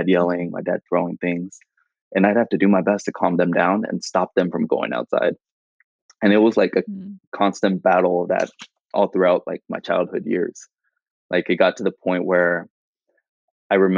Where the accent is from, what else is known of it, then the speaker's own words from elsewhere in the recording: Fremont, California, United States; also born or lived in Union City, California; I grew up in the Bay Area, so I've been in the Bay Area all my life